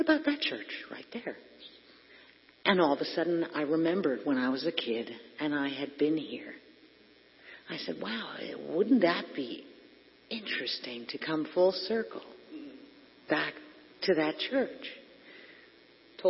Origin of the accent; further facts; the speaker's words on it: Hackettstown, New Jersey, United States; I grew up in Hackettstown